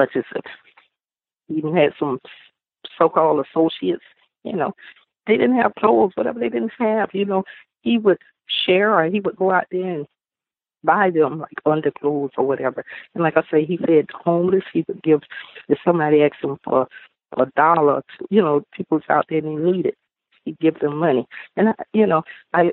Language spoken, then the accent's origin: English; the South, United States; We're from the South, and we really, really believe in family.